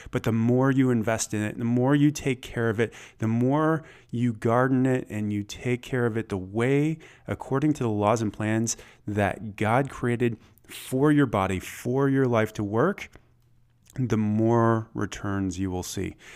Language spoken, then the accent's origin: English; Michigan, United States; moved away as an adult; also born or lived in Atlanta, Georgia; I grew up in Michigan, but I spent about a decade in the South